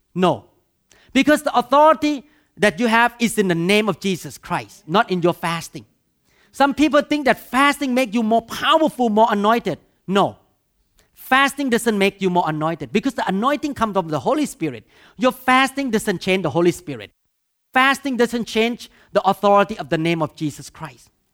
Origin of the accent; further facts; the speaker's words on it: Thailand; English is a second language; moved away; I grew up in Thailand